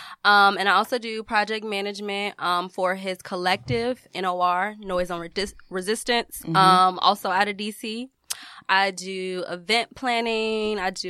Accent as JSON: {"language": "English", "town": "Chicago", "region": "Illinois", "country": "United States", "said": "No, hell no. I'm from Chicago. I'm built for it."}